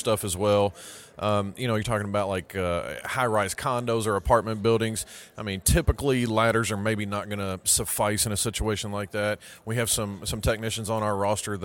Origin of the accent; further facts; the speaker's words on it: Kentucky, United States; where I'm from, I'm from Kentucky, so my part of the country